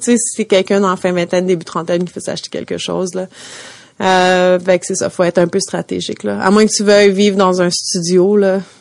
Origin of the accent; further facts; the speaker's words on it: Montreal, Quebec, Canada; je viens de Montréal, là, j'ai grandi